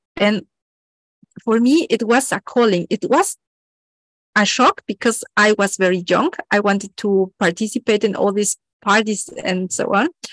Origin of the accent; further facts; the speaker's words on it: Mexico; I was born in Mexico